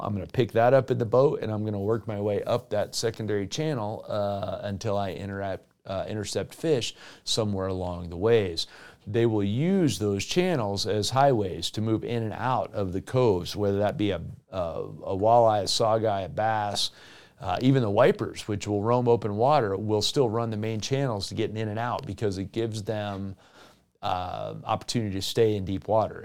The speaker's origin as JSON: {"language": "English", "region": "South Florida", "country": "United States", "tie": "born or raised there", "moved": "yes", "lives_now": "Western United States", "said": "in my home state of Florida"}